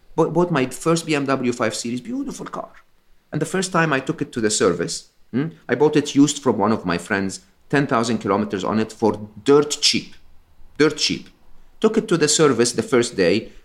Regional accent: Egypt; am Egyptian. I was born and raised in Egypt

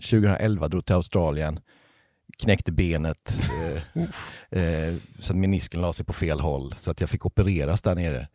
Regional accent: Ryd, Kronoberg County, Sweden; now in Halmstad, Sweden; Och jag är ju inte från Halmstad från början, utan jag är från en liten, liten by som heter Ryd, som ligger i s, djupaste Småland.

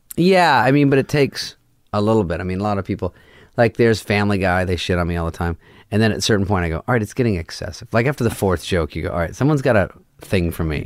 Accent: Arizona, United States; moved away; I'm from Arizona

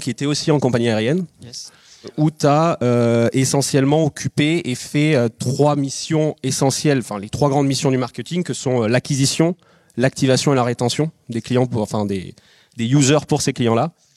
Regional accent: Biarritz, Nouvelle-Aquitaine, France; moi je suis de Biarritz

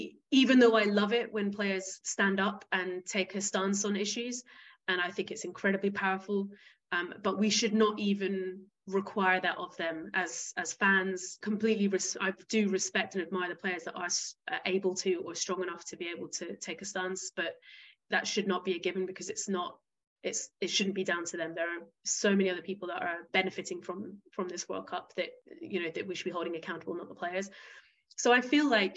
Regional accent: Isle of Wight, South East England, United Kingdom; moved away as an adult; also born or lived in Rwanda / Senegal / Tanzania / the Caribbean; I grew up on the Isle of Wight

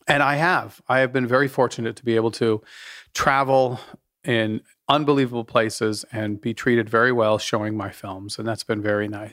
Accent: Utah, United States; I was raised in Utah. Big ass Mormon family

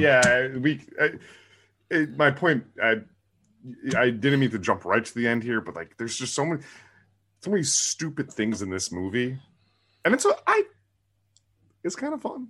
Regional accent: New Jersey, United States; I'm from the East Coast in New Jersey

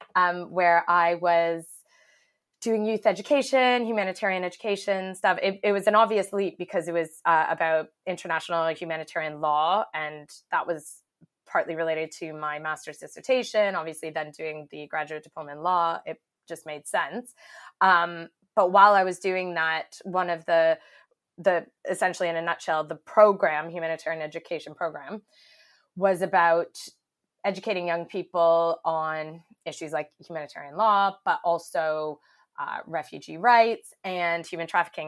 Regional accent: Canada; moved away as an adult; now in United Kingdom; I am Canadian, uh, but I've been living in the UK for over 10 years now, I think it is. Um, but still hanging on to my accent

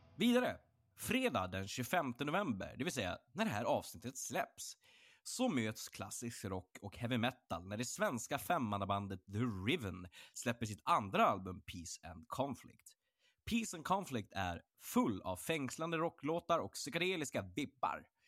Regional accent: Örnsköldsvik, Västernorrland County, Sweden; moved away; jag kommer ju från, från Örnsköldsvik, jag kommer från Norrland

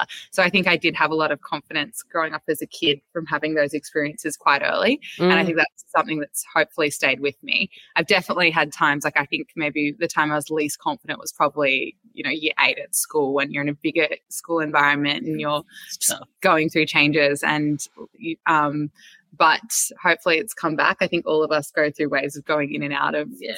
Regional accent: Avalon, New South Wales, Australia; growing up in Avalon was a really special place. I went to Avalon Public School.

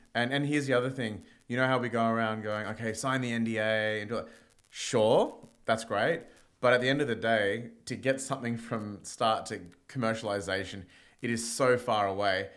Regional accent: India; now in Australia; I'm Indian

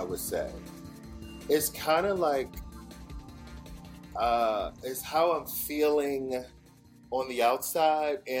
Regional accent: Philadelphia, Pennsylvania, United States; moved away as an adult; also born or lived in Atlanta; now in Los Angeles, United States; I'm from Philly, born and raised

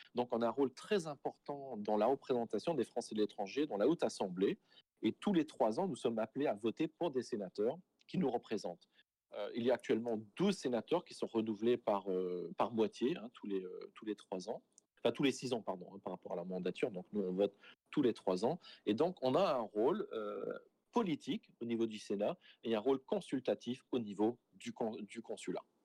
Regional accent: St. Pierre & Miquelon; now in Toronto, Canada; je suis originaire de Saint-Pierre-Miquelon. Ceci étant, euh, oui, moi, je fais partie de cette minorité acadienne à Saint-Pierre-Miquelon, mais bien évidemment, moi, j'ai grandi entouré de gens

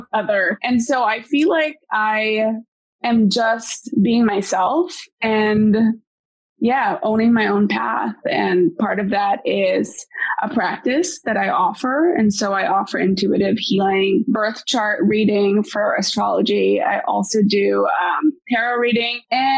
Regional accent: Bacolod, Negros Occidental, Philippines; now in United States; I actually grew up in Bacolod

